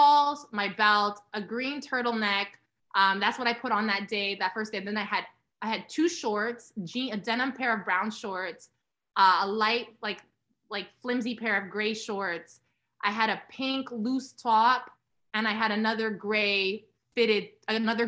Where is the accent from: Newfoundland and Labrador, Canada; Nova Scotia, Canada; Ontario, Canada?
Ontario, Canada; Toronto; moved away as an adult; now in New York, United States; I grew up in Toronto, living in New York, going back and forth